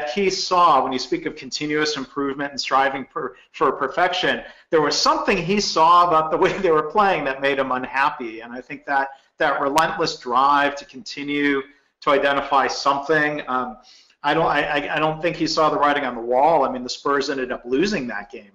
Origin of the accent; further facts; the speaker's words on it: Detroit, Michigan, United States; I grew up in Detroit